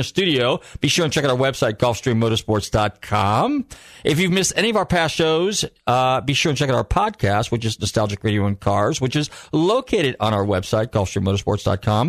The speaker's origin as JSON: {"language": "English", "region": "California", "country": "United States", "tie": "born or raised there", "moved": "yes", "said": "my home state, California"}